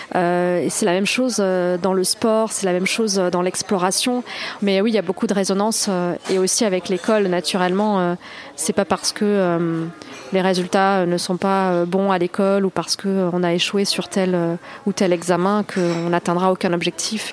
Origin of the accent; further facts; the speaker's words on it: Toulouse, Occitania, France; also born or lived in Carcassonne; j'ai grandi euh, ensuite dans la banlieue de Toulouse